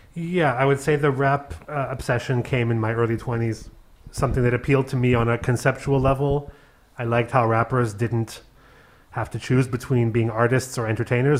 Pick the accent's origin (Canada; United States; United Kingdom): Canada; also born or lived in Berlin / Paris; now in Cologne, Germany; a Canadian with Hungarian Jewish background